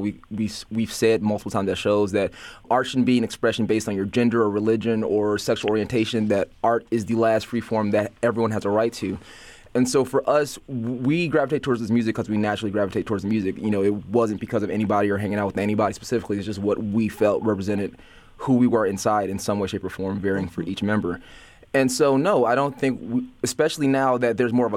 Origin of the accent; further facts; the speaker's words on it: Gary, Indiana, United States; now in Chicago, United States; I moved to Chicago. I'm from Gary, Indiana originally